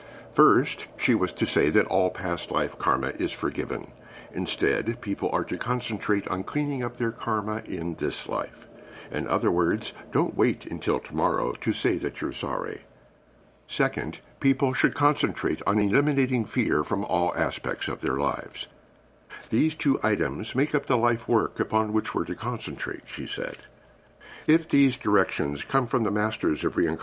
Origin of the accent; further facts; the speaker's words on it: Missouri, United States; I was born in Missouri, known as the Show Me State